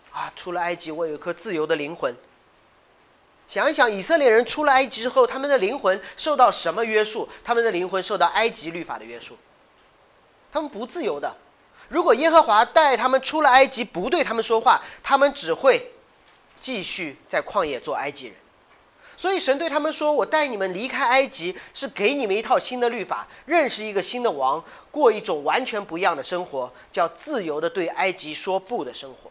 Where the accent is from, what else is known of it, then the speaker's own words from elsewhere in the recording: China; 你小看我中国人的学习能力